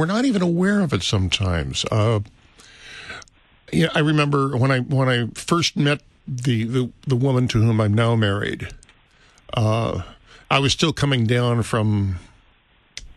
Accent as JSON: {"language": "English", "town": "St. Louis", "region": "Missouri", "country": "United States", "tie": "born or raised there", "also_born_or_lived": "California", "moved": "as an adult", "said": "I grew up in St. Louis"}